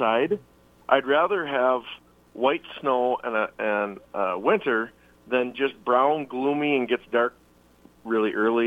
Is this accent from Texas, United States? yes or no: no; Spicer, Minnesota, United States; growing up in Spicer